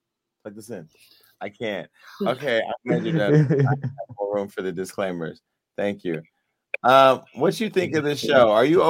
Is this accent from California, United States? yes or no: yes; Stockton, California, United States; now in Los Angeles, United States; I'm from Stockton